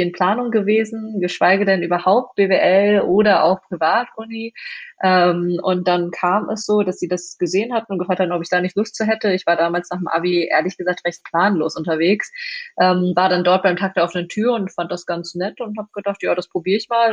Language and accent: German; Moers, North Rhine-Westphalia, Germany; also born or lived in China / Duisburg; im Pott gelandet und äh, im Grunde genommen auch im Pott aufgewachsen. Ähm, mein Elternhaus ist in Mörs